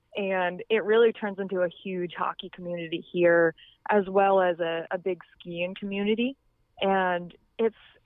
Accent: Vermont, United States; I grew up in Vermont

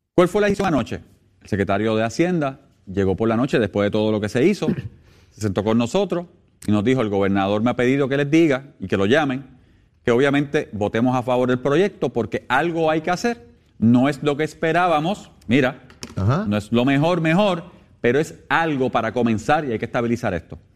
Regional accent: Puerto Rico; como puertorriqueño

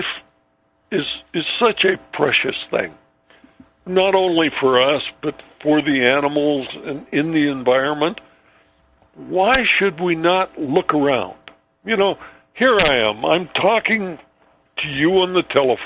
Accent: Ellensburg, Washington, United States; my hometown, Ellensburg, Washington

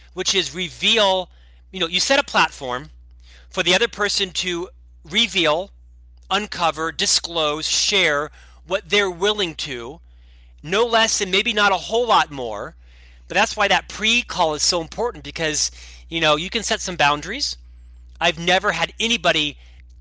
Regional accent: Orlando, Florida, United States; moved away as an adult; now in Provo, United States; I was born and raised in Orlando, Florida

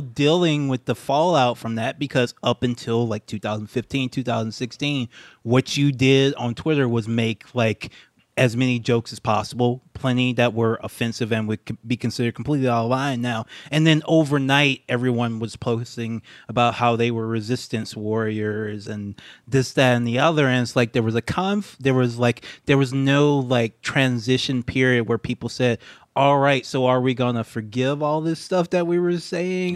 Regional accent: Baton Rouge, Louisiana, United States; moved away; also born or lived in Japan; my hometown, Baton Rouge, Louisiana

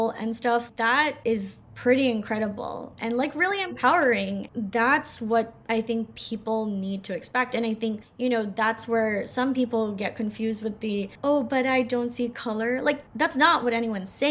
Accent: New Jersey, United States; moved away as an adult; also born or lived in Northern England; I grew up in Jersey

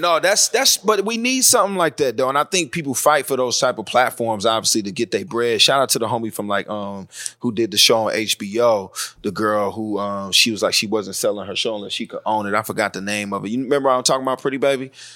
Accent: North Carolina, United States; I grew up in North Carolina, and the part of North Carolina I grew up wasn't that political, wasn't that Southern

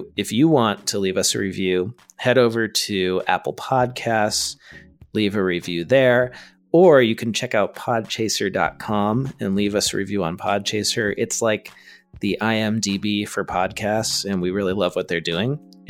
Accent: Ottawa, Ontario, Canada; I am from Ottawa, Ontario, Canada, and my firm is called Envolta Cloud Accounting.

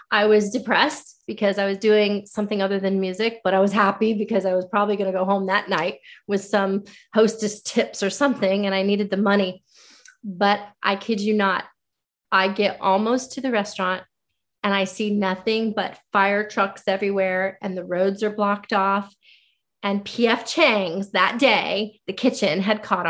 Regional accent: Florida, United States; now in Nashville, United States; I'm originally from Florida. I grew up in Florida

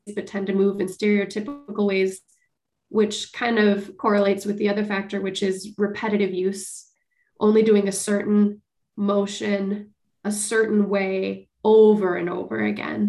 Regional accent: Bloomington, Minnesota, United States; I grew up in Bloomington

